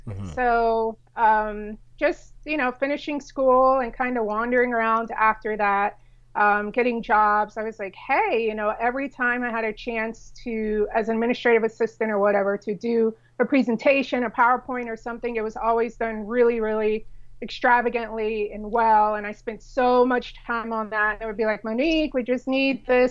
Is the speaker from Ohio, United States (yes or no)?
no; San Diego, California, United States; also born or lived in South Florida; now in Dallas-Fort Worth, United States; we were raised in San Diego